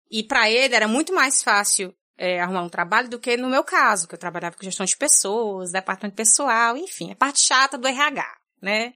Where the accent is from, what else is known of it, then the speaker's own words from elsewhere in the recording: Fortaleza, Ceará, Brazil; first language Portuguese; moved away as an adult; now in Netherlands; sou de Fortaleza, Ceará, moro na Holanda há quatro anos